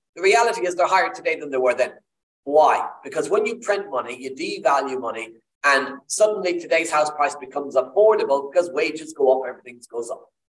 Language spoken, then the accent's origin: English; Ireland; accent: Irish; I'm Irish, as you can tell by the accent